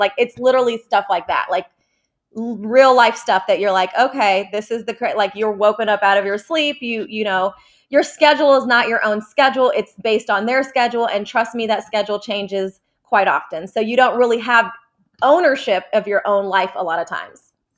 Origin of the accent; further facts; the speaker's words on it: Atlanta, Georgia, United States; also born or lived in Jordan; I was born in Jordan, and we moved to Atlanta when I was five, and I've been living here ever since